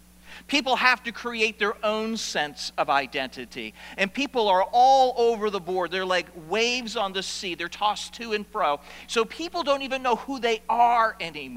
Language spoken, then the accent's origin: English; South Portland, Maine, United States; my family moved from the house that I was born in South Portland, Maine, to a brand new subdivision in South Portland. And I went to a brand new school